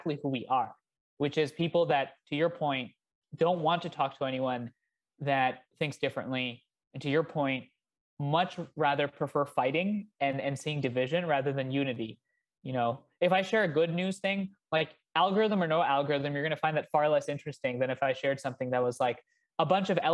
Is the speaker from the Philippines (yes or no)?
no; India; now in United States; I come from India.